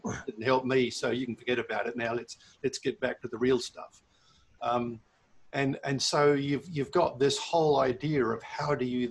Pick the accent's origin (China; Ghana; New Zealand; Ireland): New Zealand; now in Milton Keynes, United Kingdom; I was born and bred in New Zealand. I grew up on a farm